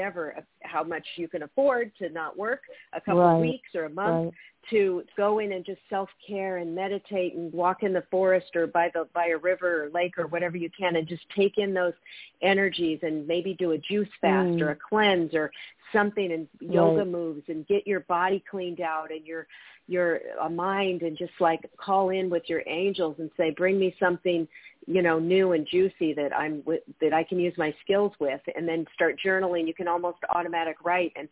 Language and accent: English; Federal Way, Washington, United States; moved away; also born or lived in California; That's my hometown. I'm from Federal Way.